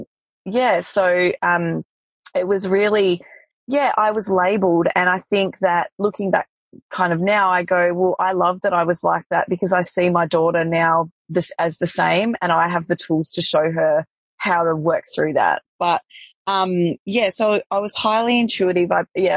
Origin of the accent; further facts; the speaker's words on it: Tasmania, Australia; I grew up in Tasmania